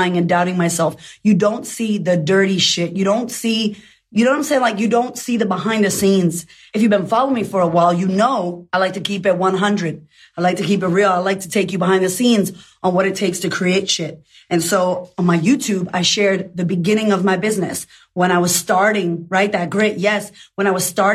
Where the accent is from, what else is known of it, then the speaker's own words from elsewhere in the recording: United States; I'm American